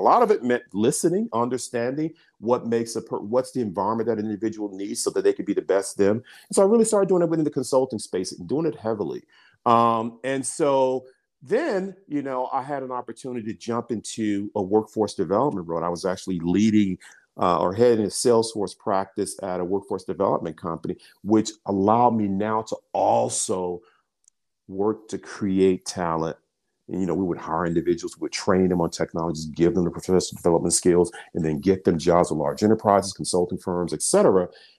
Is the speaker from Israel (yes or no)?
no; Birmingham, Alabama, United States; I'm an African-American. I'm from Birmingham, Alabama. I grew up in, I grew up in an area called Dynamite Hill.